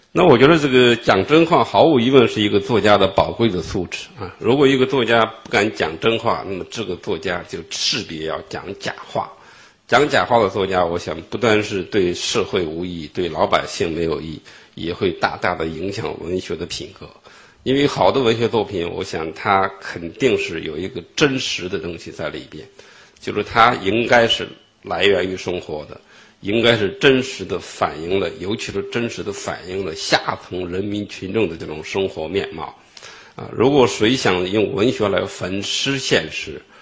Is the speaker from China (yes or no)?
yes; China; 因为我出生在五十年代的中期，当我有了记忆力的时候，也就是中国大陆经济最困难的时候